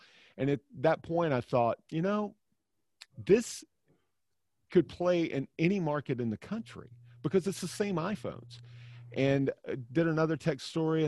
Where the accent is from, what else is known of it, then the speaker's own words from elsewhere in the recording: Alabama, United States; moved away; also born or lived in Tennessee; I'm from Alabama